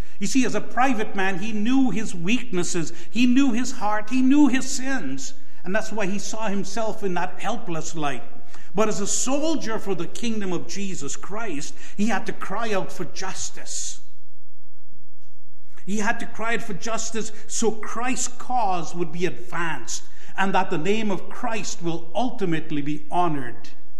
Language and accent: English; Canada; And I often speak of politeness as Canadian idolatry. We so badly want to be polite that we will sacrifice other things, even speaking the truth.